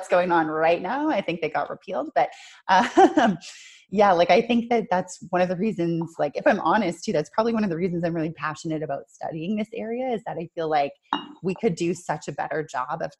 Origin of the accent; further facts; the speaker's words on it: Canada; now in Auckland, New Zealand; I'm Canadian